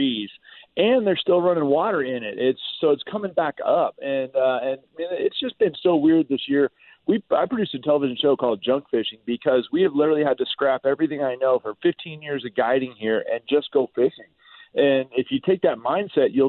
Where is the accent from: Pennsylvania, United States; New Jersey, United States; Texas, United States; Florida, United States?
Florida, United States; I grew up in Florida